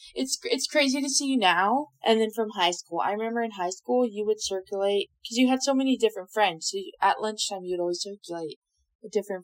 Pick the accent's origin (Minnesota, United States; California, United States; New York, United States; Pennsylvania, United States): California, United States; Armona; I went to Armona school.